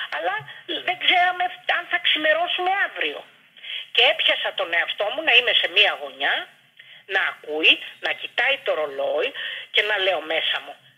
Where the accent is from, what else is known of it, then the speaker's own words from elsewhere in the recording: Athens, Attica, Greece; γεννήθηκα στο Παγκράτη.